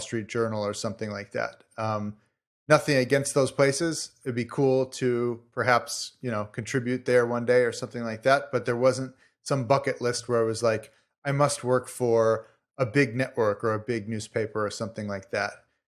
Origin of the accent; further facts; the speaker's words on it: Chicago, Illinois, United States; moved away; I'm from Chicago originally.